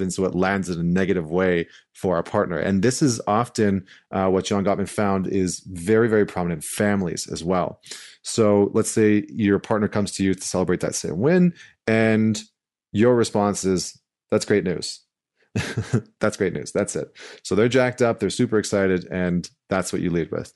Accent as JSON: {"language": "English", "town": "St. Albert", "region": "Alberta", "country": "Canada", "tie": "born or raised there", "moved": "yes", "said": "I'm coming to you live from St. Albert, Alberta. I'm back in my hometown, uh, which is right outside of Edmonton."}